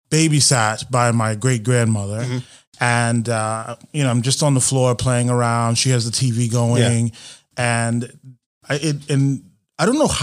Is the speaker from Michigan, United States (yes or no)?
no; Jersey City, New Jersey, United States; moved away as an adult; also born or lived in New York City; now in Las Vegas, United States; Originally, I was born and raised in Jersey City, New Jersey.